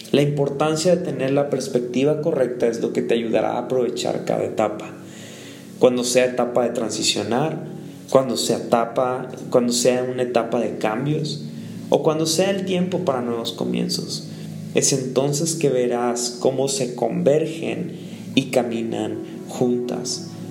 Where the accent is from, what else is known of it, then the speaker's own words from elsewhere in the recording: San Luis Potosí, Mexico; bueno yo de vuelta y Cory venir aquí por primera vez a conocer mi pueblito, eh, queremos marcar la diferencia